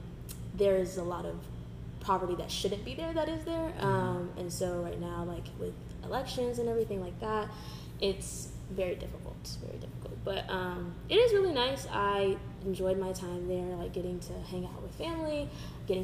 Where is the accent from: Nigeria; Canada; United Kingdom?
Nigeria; now in United States; I'm Nigerian